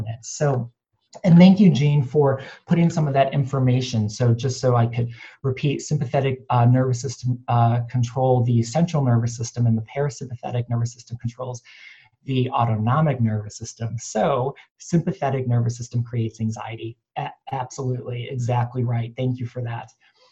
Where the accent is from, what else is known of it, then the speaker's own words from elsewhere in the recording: Cleveland, Ohio, United States; also born or lived in New York City; now in Los Angeles, United States; I was born and raised in Cleveland